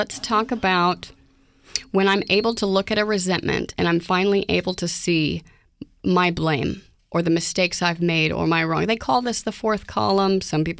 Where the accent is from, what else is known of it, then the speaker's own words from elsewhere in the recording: Oklahoma, United States; now in Houston, United States; Growing up in Oklahoma